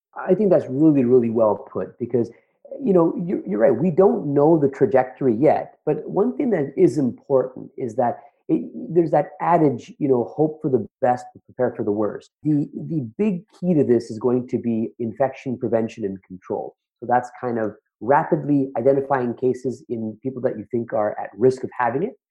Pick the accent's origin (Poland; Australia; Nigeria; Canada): Canada; Toronto, Ontario; I'm from the Toronto area